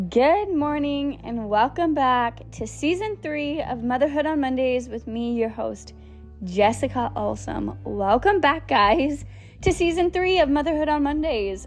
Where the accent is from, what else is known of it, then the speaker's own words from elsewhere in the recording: Bellingham, Washington, United States; I was born in Bellingham and I was raised in Bellingham